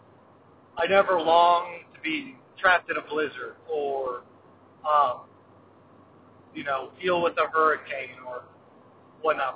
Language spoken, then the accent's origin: English; Midwest, United States; growing up in the Midwest